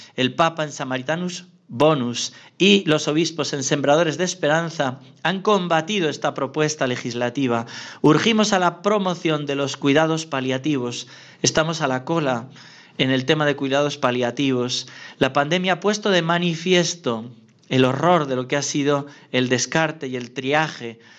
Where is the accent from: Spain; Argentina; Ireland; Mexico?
Spain; Navarre; yo soy navarro, mi hermana también es navarra